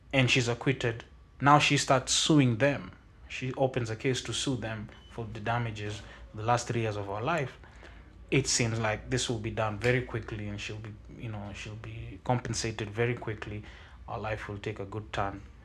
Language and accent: English; Kenya; I come from Kaksingri, which is really far away. Like, it's very close to Vigingo